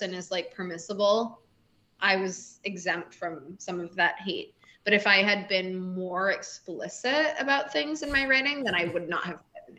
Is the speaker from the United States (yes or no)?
yes; Boston, Massachusetts, United States; Yeah, I'm from Boston.